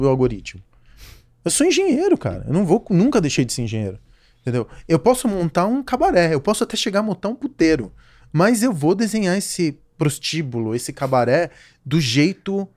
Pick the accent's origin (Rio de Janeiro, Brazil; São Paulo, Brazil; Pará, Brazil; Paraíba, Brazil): São Paulo, Brazil; como garoto de classe média baixa, crescendo em São Paulo